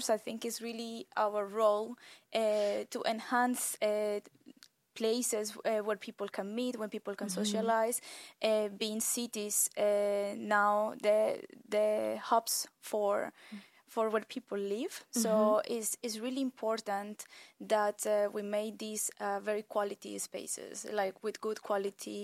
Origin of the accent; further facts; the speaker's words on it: Colombia; moved away; I am originally from Colombia